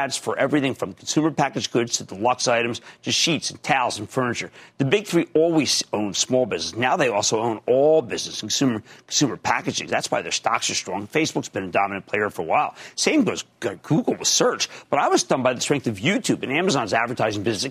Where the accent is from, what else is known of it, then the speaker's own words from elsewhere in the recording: Philadelphia, Pennsylvania, United States; growing up in Philadelphia